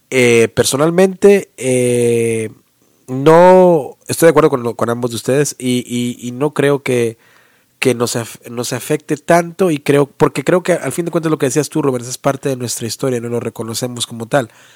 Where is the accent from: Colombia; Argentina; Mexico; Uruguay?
Mexico; now in United States; nuestra historia y el folclore como mexicanos, ¿no? nuestra cultura